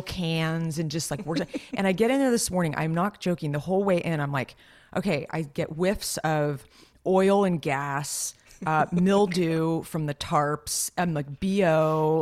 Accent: Los Gatos, California, United States; moved away; my hometown is very affluent and nice and storybook, Los Gatos, California.

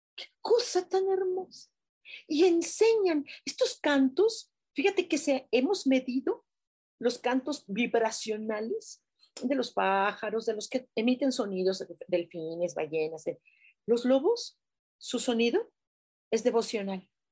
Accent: Mexico; nosotros como mexicanos

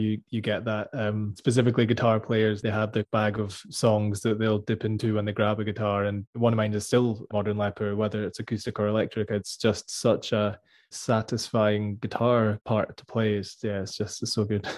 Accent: Scotland, United Kingdom

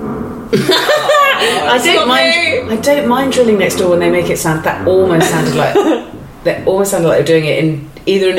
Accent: Swanage, South West England, United Kingdom; now in London, United Kingdom; I grew up in Dorset.

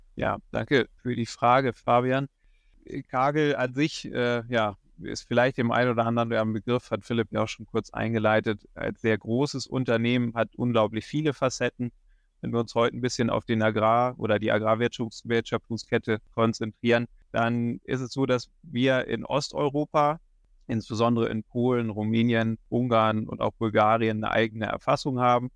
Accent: Schleswig-Holstein, Germany; moved away as an adult; also born or lived in Kiel; now in Hildesheimer Börde, Germany; Bin ursprünglich aus Schleswig-Holstein

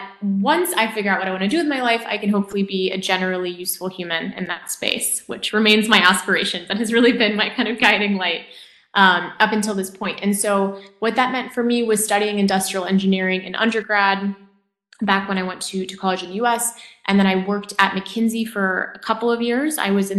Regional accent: France; moved away as an adult; also born or lived in Japan; now in United States; And then I moved to France. And I spent, I'd say, my early years growing up in France. Then I moved to Japan. I spent like middle school, well, I say later elementary, middle school in Japan, then moved back to France for high school, and then to the U.S. for college.

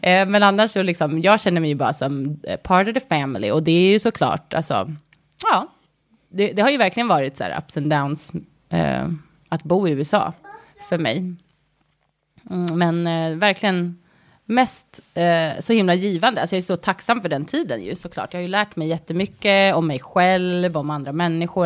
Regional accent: Sweden; moved away as an adult; also born or lived in United States; svenskar vill ju gärna alltså, känna att vi har väldigt mycket gemensamt med amerikaner

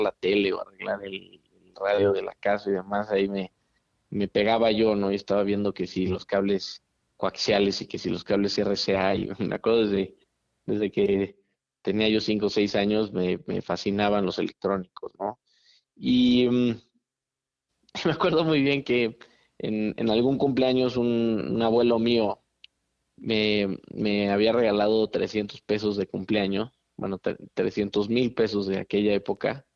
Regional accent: Mexico City, Mexico; crecí toda mi vida en, la Ciudad de México

